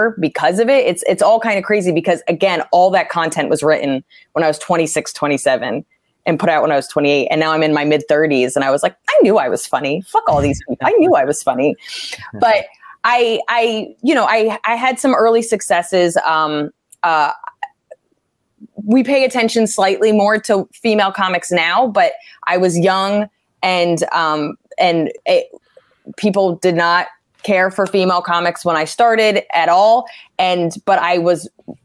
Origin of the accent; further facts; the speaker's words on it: New Jersey, United States; moved away as an adult; now in New York, United States; I grew up in Jersey.